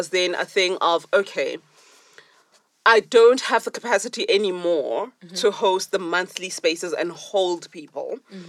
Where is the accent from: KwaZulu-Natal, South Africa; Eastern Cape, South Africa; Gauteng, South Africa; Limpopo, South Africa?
Limpopo, South Africa; now in Johannesburg, South Africa; my home is in Limpopo. I'm from Zanin.